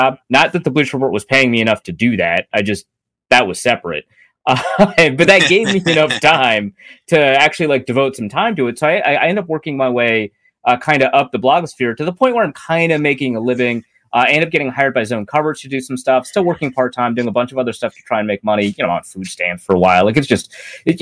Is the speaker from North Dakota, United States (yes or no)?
yes; North Dakota, United States; moved away; also born or lived in Minnesota; So I was born and raised in North Dakota, lived in Minnesota for most of my life.